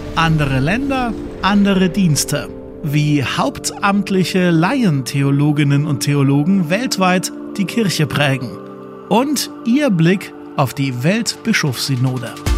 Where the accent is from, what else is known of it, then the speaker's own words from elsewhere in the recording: Germany; Bei uns in Deutschland